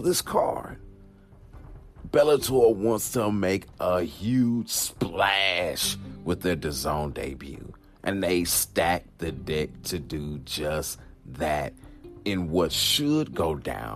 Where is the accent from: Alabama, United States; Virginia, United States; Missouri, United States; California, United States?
Missouri, United States; St. Louis; here in St. Louis, Missouri. My hometown.